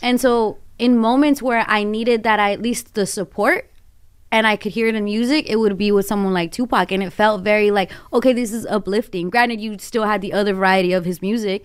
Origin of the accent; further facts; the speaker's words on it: Glendale, California, United States; I grew up in Glendale